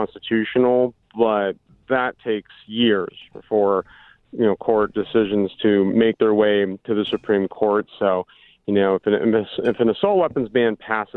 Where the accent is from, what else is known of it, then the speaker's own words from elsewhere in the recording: Orange County, California, United States; growing up in Orange County in the 80s and the 90s